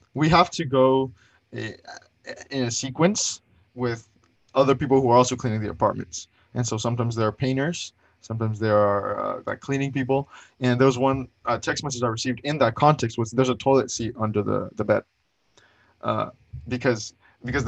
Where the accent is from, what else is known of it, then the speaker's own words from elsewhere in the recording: Colombia; also born or lived in Bryan-College Station, Texas; now in College Station, United States; I live in Aguiland, Bryan College Station area, and I'm from Colombia